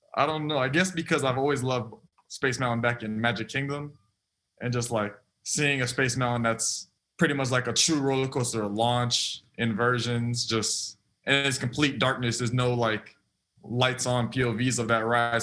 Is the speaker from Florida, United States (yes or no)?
yes; South Florida, United States; moved away as an adult; also born or lived in Auburn; born and raised in South Florida